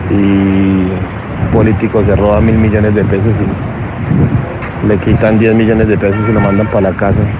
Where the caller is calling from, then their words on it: Bogotá, Colombia; Soy de Rubio, de aquí de Bogotá.